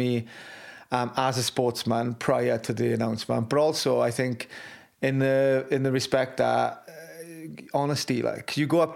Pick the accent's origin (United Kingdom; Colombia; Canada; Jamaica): United Kingdom; Wales; my pride in being Welsh